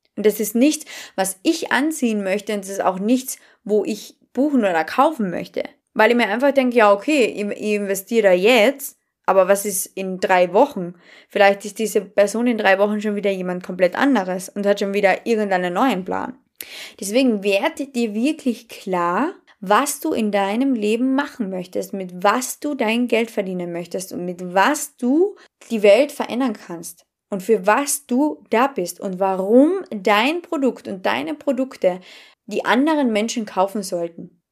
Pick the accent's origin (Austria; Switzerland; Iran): Austria; Carinthia; accent: Carinthian; Und dann habe ich wirklich begonnen, tiefstes Kärntnerisch zu sprechen